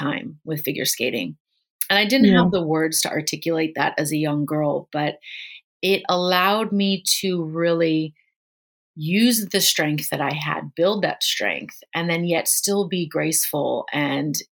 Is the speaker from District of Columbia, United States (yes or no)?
no; Chicago, Illinois, United States; moved away; also born or lived in Hong Kong; I grew up in Chicago, Illinois, and that was definitely one of the major sports there